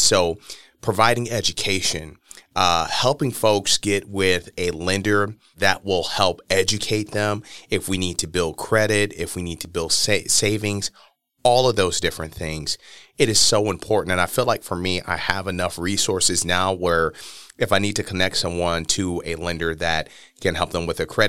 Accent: Milwaukee, Wisconsin, United States; But I'm just going to say it flat out, especially growing up in Milwaukee.

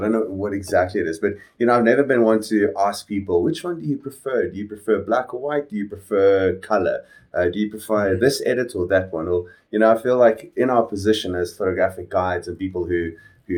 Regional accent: Phalaborwa, Limpopo, South Africa; born or raised there; now in Johannesburg, South Africa

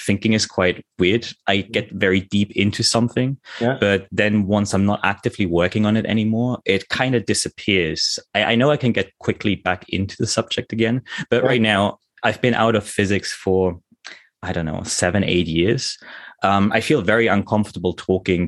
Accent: Germany; moved away as an adult; also born or lived in United Kingdom; now in Tokyo, Japan; I'm originally German. I grew up in Germany in a tiny little village

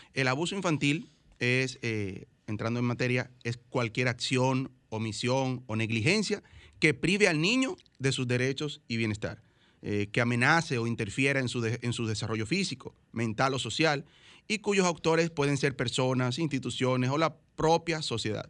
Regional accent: Dominican Republic; todos somos dominicanos

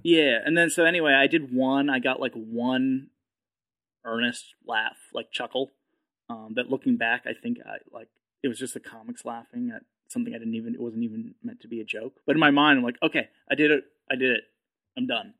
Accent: New Hampshire, United States; moved away as an adult; also born or lived in Manchester, New Hampshire; now in Austin, United States; I grew up in New Hampshire

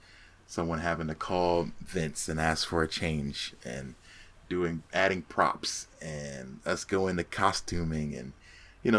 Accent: Phoenix, Arizona, United States; happened to be in my hometown of Phoenix

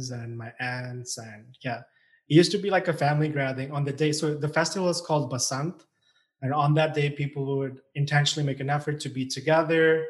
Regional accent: Pakistan; born or raised there; moved away as an adult; also born or lived in China; now in Canada

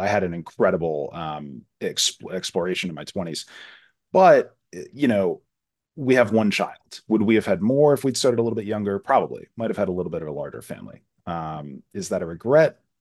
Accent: Florida, United States; I grew up in Florida

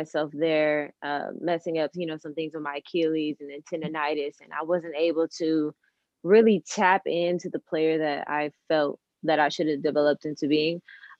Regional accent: Carson, California, United States; I'm 23 years old, and I'm from Carson, California.

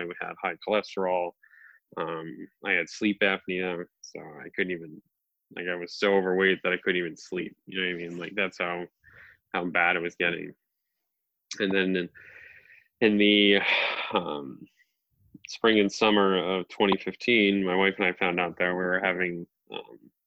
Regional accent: New England, United States; I'm obviously from New England. I live in Massachusetts

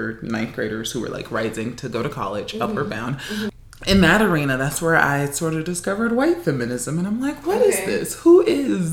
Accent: Los Angeles, California, United States; moved away as an adult; also born or lived in Tucson, Arizona; Born and raised in Los Angeles, California.

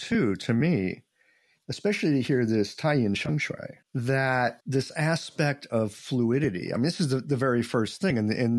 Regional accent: Midwest, United States; I'm this guy from the Midwest.

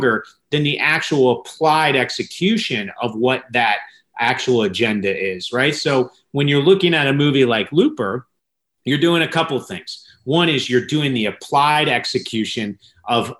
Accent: United States; as an American, especially one that's living here.

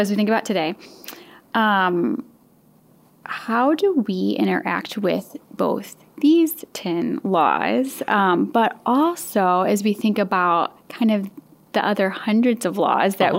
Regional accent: St. Louis, Missouri, United States; moved away; I'm from the St. Louis area

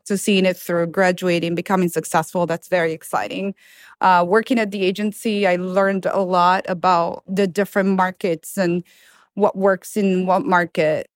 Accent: Milan, Lombardy, Italy; English is a second language; moved away as an adult; now in Florida, United States; Italy. I was born and raised in Milan.

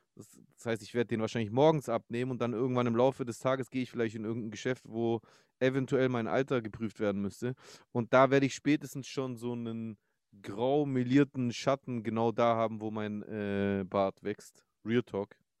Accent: Stuttgart, Baden-Württemberg, Germany; als Stuttgarter

